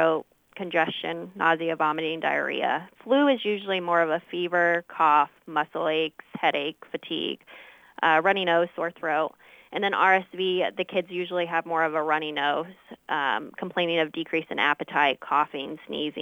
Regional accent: Monmouth, Illinois, United States; I grew up here in Monmouth region where I attended the Monmouth schools

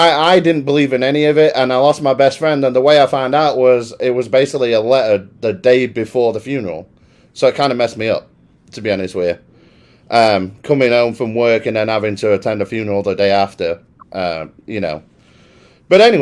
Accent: Worksop, East Midlands, United Kingdom; now in Dallas, United States; I'm originally from a little town called Worksop

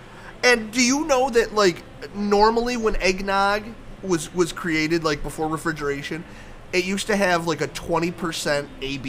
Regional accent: United States; I'm American.

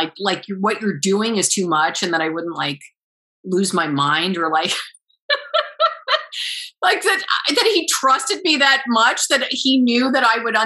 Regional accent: Bronxville, New York, United States; I'm a bit exaggerating my accent because I'm from Bronxville. I'm from Westchester County

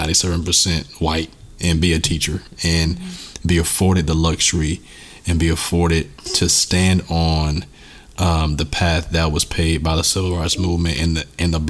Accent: United States; I definitely have an identity as an American

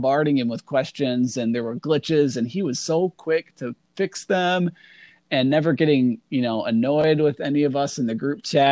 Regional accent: Northern Illinois, United States; where I grew up in Northern Illinois

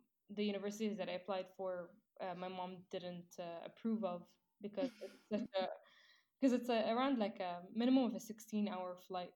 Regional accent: United Arab Emirates; I am an Emirati from the United Arab Emirates

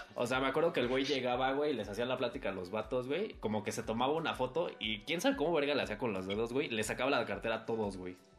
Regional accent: Mexico; sigo estando en mi casa, güey, sigo estando en mi país

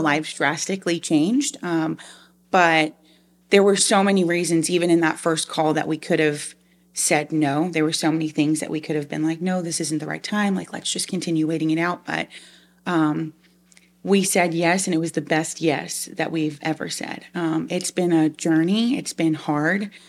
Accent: Long Island, New York, United States; moved away as an adult; also born or lived in Liberty University, Virginia; now in South Georgia, United States; I'm actually originally from Long Island, New York. Um, so being here in South Georgia is very, um, different from how I was raised

